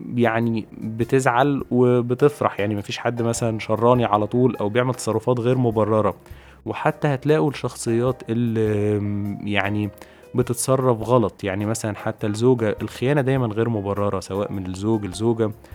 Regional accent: Egypt; عندنا في مصر

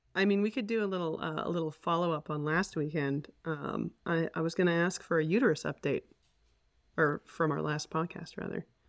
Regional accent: Edmonton, Alberta, Canada; also born or lived in Calgary; born in Calgary, and we moved to Edmonton, um, when I was very small. So I, I'm really an Edmontonian at heart

